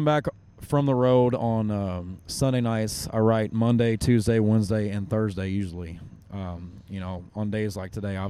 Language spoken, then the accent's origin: English; Kentucky, United States; I grew up in Kentucky.